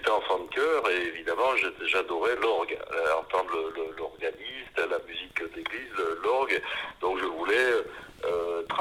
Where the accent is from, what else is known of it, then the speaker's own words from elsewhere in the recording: Épinal, Grand Est, France; je suis né à à Épinal, donc la cité des, images dans les Vosges.